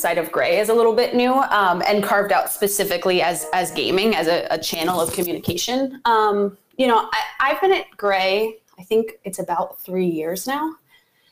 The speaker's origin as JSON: {"language": "English", "town": "Richmond", "region": "Virginia", "country": "United States", "tie": "born or raised there", "also_born_or_lived": "New York / Oceanside, California", "moved": "yes", "said": "I was born and raised in Richmond, Virginia, which is kind of like a small city in the South."}